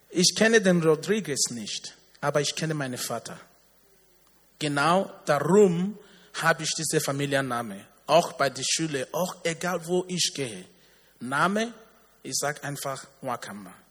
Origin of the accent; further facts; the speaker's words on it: Nigeria; Ich komme aus Nigeria.